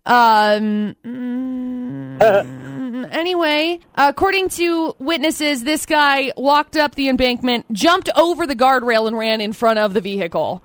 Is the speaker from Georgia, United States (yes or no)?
no; California, United States; now in Logan, United States; Growing up in California